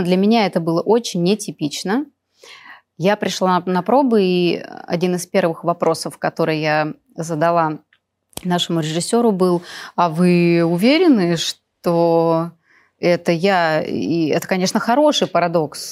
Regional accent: Perm, Perm Krai, Russia; moved away as an adult; now in Moscow, Russia; Я жила в Перми, закончила школу золотой медалью

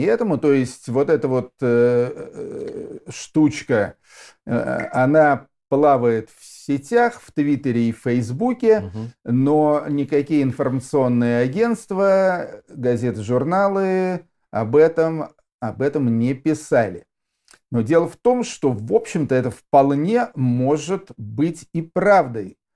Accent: Yaroslavl, Yaroslavl Oblast, Russia; Я тоже уроженец города Ярославля

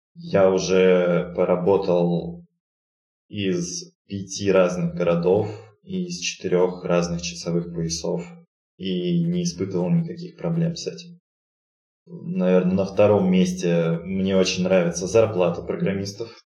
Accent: Novosibirsk, Novosibirsk Oblast, Russia; moved away as an adult; also born or lived in Saint Petersburg; now in Astana, Kazakhstan; родился я в городе Новосибирск, прожил там почти 30 лет

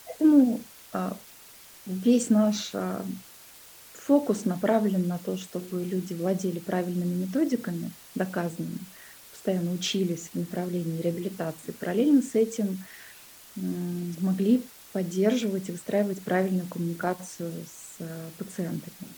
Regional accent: Kuzbass, Kemerovo Oblast, Russia; moved away as an adult; now in Moscow, Russia; я сама родилась в Кузбассе, это такой был небольшой, шахтерский город, и, собственно, свою карьеру я начала на шахте

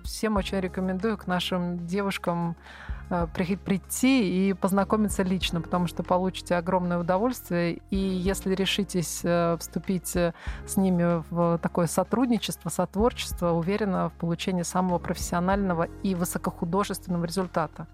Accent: Veliky Novgorod, Novgorod Oblast, Russia; moved away; я вообще сама из Новгорода Великого

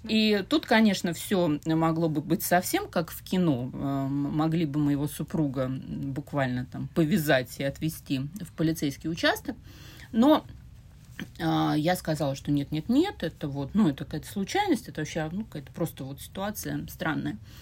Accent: Saint Petersburg, Russia; Я родилась и выросла в Петербурге, но тогда еще в Ленинграде

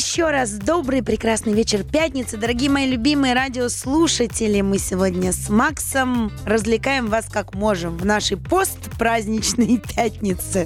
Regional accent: Saint Petersburg, Russia; я же вообще питерская, то есть мы-то там жили

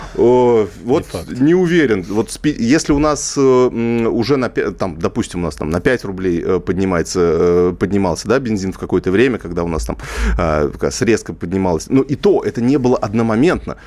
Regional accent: Kazakhstan; я просто сам из Казахстана

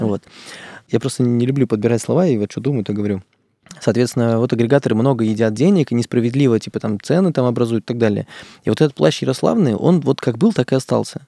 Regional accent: Izhevsk, Udmurtia, Russia; Я сам из Ижевска, там у нас удмурты тоже там

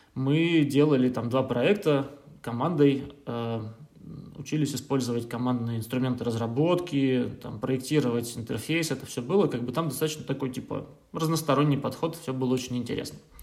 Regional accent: Saint Petersburg, Russia; moved away as an adult; now in Berlin, Germany; я да, родом я из Петербурга. Uh, в Германии, в Берлине я живу уже лет шесть даже

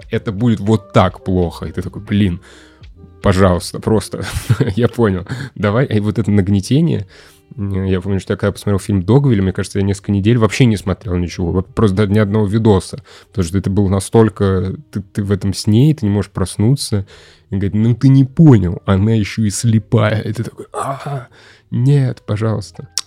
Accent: Russia; А, скажите, пожалуйста, я просто сам из Руси.

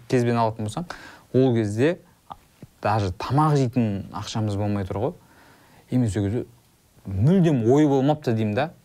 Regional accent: Kazygurt, Turkistan Region, Kazakhstan; moved away; екеуміздің негізі балалық шағымыз ұқсас өйткені сен жетісайдансың мен қазығұрттанмын

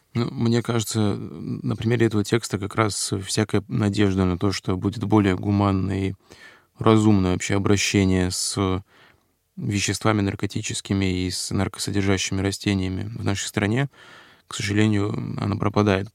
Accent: Russian Far East, Russia; на Дальнем Востоке, откуда я родом

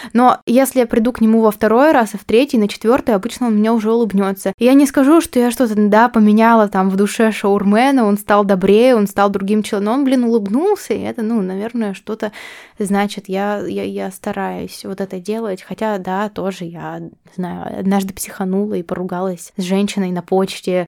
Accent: Omsk, Omsk Oblast, Russia; now in Saint Petersburg, Russia; я росла в этой среде, вот я росла в Омске

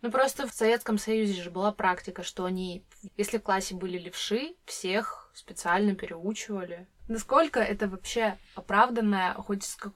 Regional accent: Siberia, Russia; мне как-то знакомый сказал, что я, как сибирячка, разговариваю медленнее, чем он.

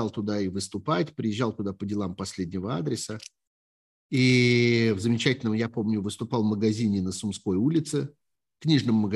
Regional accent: Kharkiv, Kharkiv Oblast, Ukraine

